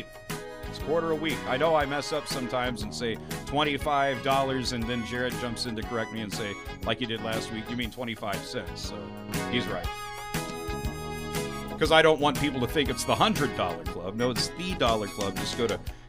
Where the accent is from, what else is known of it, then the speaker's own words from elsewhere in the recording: Van Buren, Missouri, United States; my hometown, Van Buren, Missouri